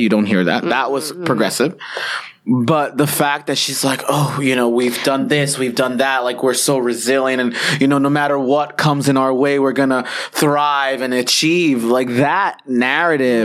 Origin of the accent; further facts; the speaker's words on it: United States; We're American and this is a problem in our country